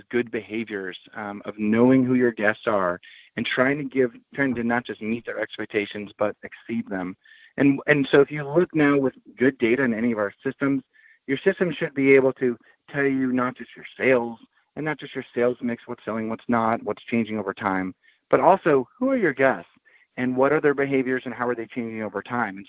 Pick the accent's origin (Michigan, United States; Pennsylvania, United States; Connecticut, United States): Pennsylvania, United States; Philadelphia; I was born in Philadelphia